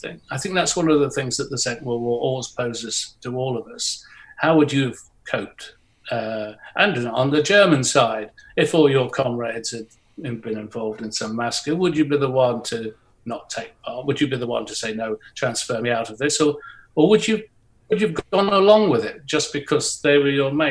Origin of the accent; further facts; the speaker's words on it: Nottingham, East Midlands, United Kingdom; I was born in Nottingham, there were still bomb sites there